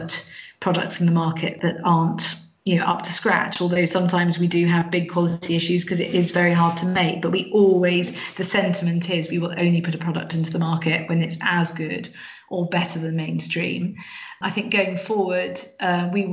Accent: South East England, United Kingdom; now in Edinburgh, United Kingdom; You can tell I'm not Scottish. I'm from the southeast of England.

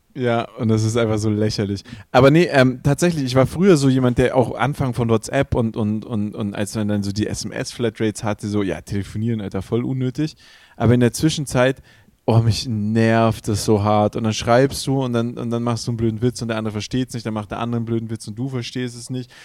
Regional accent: Swabia, Baden-Württemberg, Germany; für mich als Schwabe

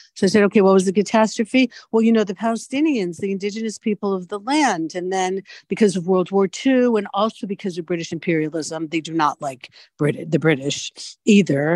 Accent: United States; moved away; I am from an American background and spend more time in the United States and understand the mentality there.

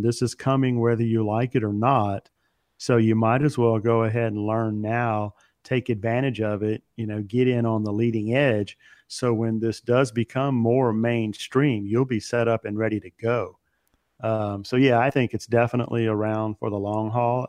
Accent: Baton Rouge, Louisiana, United States; moved away; Baton Rouge, which is uh, my hometown

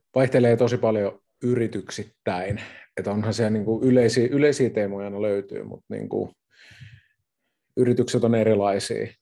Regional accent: Kotka, Kymenlaakso, Finland; Minä tuun Kotkasta. Eli kotkalainen, kotkalainen yrittäjä

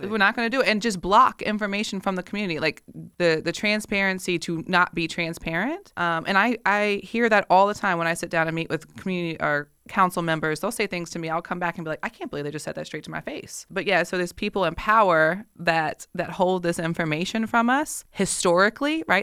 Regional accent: Richmond, Virginia, United States; I'm born and raised in Richmond

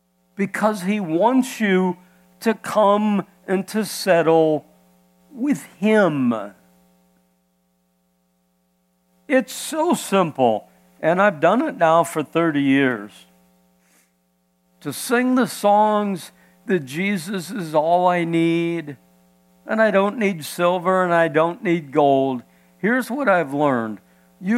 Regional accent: Iowa, United States; moved away; I was born and raised in Iowa

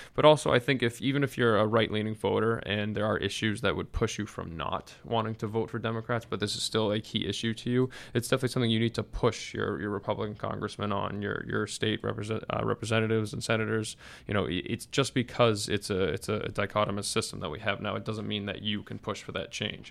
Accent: Massachusetts, United States; I'm from Massachusetts. I've had Elizabeth Warren as my senator for, for a long time now

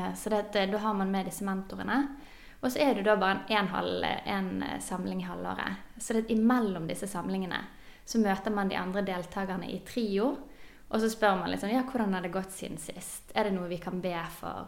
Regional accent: Bergen, Vestland, Norway; Jeg er bergenser, som dere hører.

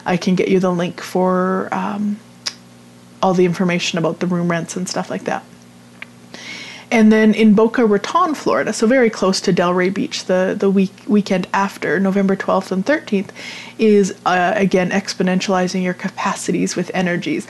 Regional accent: Vermilion, Alberta, Canada; my hometown here in Vermilion, Alberta

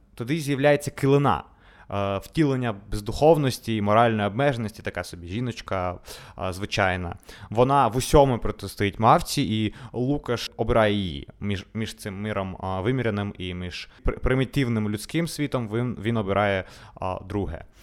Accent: Odesa, Odesa Oblast, Ukraine; Ukrainian is a second language; Ми народилися в Одесі, вчилися у російськомовних школах

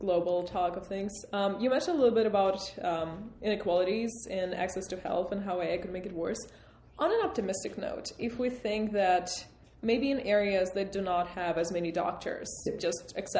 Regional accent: Russia; now in United States; I'm from Russia, personally.

